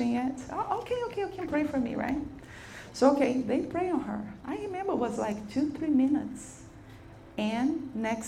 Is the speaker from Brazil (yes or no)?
yes; Brazil; English is a second language; moved away as an adult; now in United States; I'm from Brazil, but I'm living here for a few years